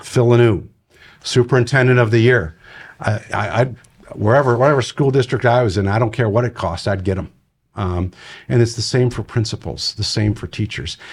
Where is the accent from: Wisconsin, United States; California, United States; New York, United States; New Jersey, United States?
Wisconsin, United States; moved away; I'm originally from Wisconsin